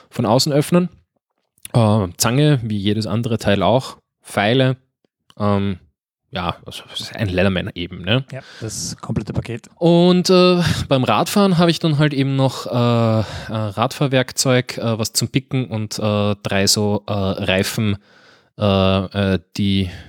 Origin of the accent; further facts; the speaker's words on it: Switzerland; als Schweizer, nicht